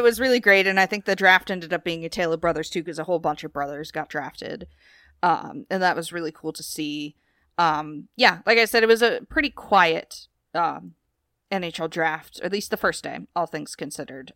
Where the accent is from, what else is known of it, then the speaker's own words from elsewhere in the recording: United States; I'm from the United States